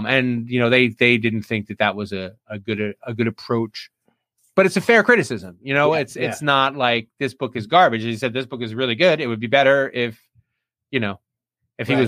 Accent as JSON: {"language": "English", "town": "Union Beach", "region": "New Jersey", "country": "United States", "tie": "born or raised there", "moved": "yes", "lives_now": "Delmarva Peninsula, United States", "said": "I'm going back to New Jersey, my hometown, Union Beach"}